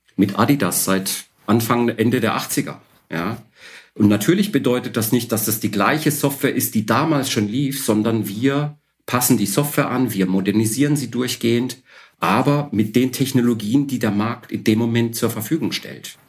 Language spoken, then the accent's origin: German; Odesa, Odesa Oblast, Ukraine; now in Karlsruhe, Germany; Ursprünglich bin ich in Odessa geboren, am Schwarzen Meer.